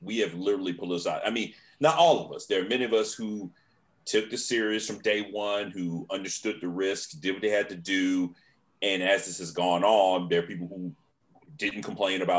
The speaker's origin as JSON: {"language": "English", "region": "Virginia", "country": "United States", "said": "I'm from Virginia."}